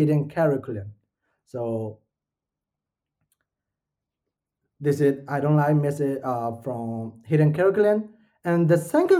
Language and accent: English; Myanmar; now in Malaysia; I'm not from Malaysia. I'm from Myanmar